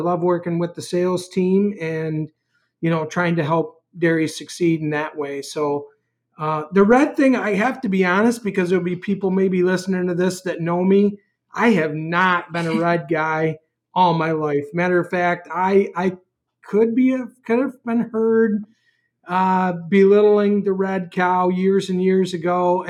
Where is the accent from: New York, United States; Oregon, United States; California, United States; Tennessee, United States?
New York, United States; moved away as an adult; now in Wisconsin, United States; So, as many people know, I'm a transplant from New York to Wisconsin. We had a dairy in New York for many, many years with a family, and, a little over 4 years ago, I guess, I came to Wisconsin after we sold our dairy in New York